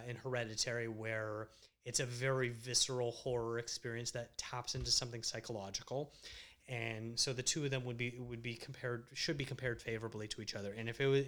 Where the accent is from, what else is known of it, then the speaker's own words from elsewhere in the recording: Canada; also born or lived in Toronto; a Canadian filmmaker